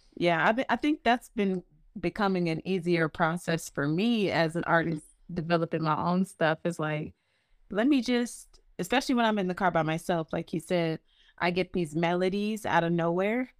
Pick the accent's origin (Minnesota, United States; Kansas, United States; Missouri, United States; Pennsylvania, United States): Pennsylvania, United States; Norristown; also born or lived in Philadelphia; I was born in Philadelphia, um, moved to Norristown when I was, like, five, and I went to school up there